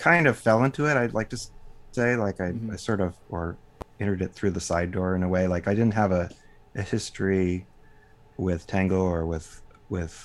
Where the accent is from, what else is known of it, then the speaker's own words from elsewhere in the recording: Dallas, Texas, United States; also born or lived in Austin, Texas; I grew up in Dallas, Texas